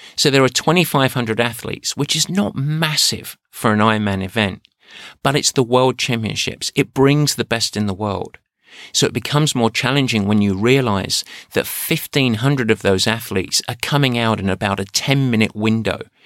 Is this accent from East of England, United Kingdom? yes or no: yes; Essex, East of England, United Kingdom; moved away; where I grew up in Essex. Yeah, I'm an Essex man